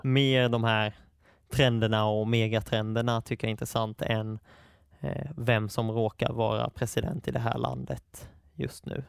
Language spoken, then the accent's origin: Swedish; Attsjö, Kronoberg County, Sweden; moved away as an adult; now in Stockholm, Sweden; Attsjö, där jag är uppvuxen